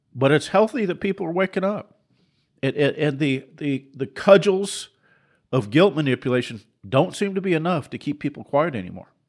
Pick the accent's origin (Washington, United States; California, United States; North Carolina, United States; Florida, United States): Washington, United States; Seattle; I grew up in Seattle